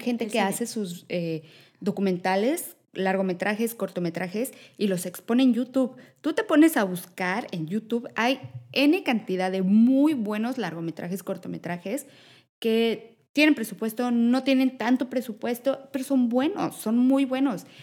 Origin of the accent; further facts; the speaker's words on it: Mexico; yo, mexicana